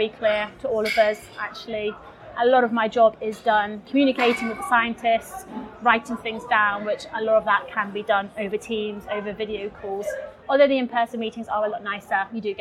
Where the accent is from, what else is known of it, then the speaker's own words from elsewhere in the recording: England, United Kingdom; moved away as an adult; also born or lived in Durham; now in Split, Croatia; I'm from England